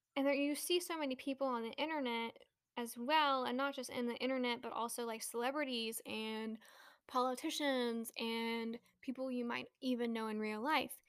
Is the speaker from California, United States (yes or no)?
yes; Bay Area, California, United States; moved away; also born or lived in New Mexico / Texas; I grew up in the Bay Area